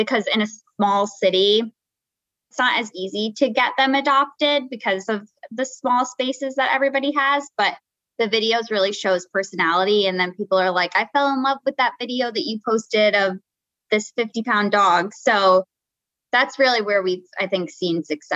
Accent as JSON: {"language": "English", "region": "New Jersey", "country": "United States", "moved": "as an adult", "lives_now": "New York, United States", "said": "I'm actually from Jersey, from North Jersey"}